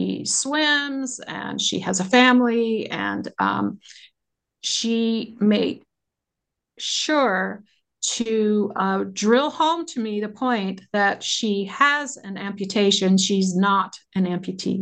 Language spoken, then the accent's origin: English; United States; I do as an American.